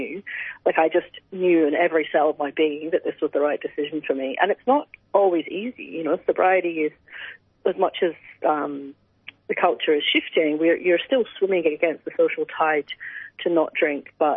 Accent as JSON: {"language": "English", "region": "Scotland", "country": "United Kingdom", "tie": "born or raised there", "said": "since I was basically a teenager growing up in Scotland"}